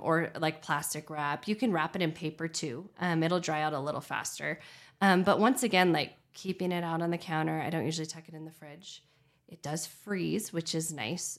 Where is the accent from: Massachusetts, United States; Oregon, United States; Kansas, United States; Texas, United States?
Oregon, United States; Redmond; now in Bend, United States; I grew up in Redmond